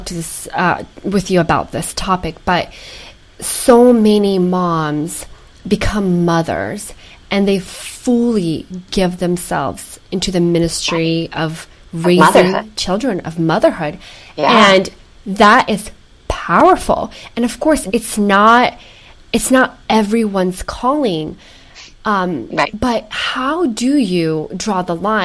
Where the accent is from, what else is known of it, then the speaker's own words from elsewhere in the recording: Ukraine; moved away; growing up in Ukraine.